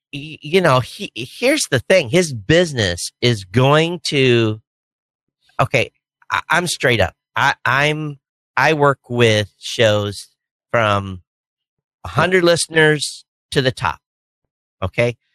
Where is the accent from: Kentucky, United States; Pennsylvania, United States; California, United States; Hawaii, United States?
Hawaii, United States; I'm a guy from Hawaii